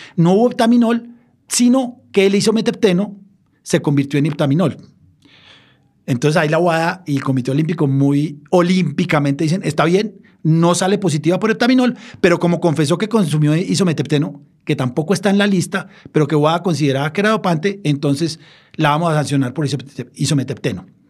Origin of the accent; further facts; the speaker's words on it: Colombia; siendo colombiano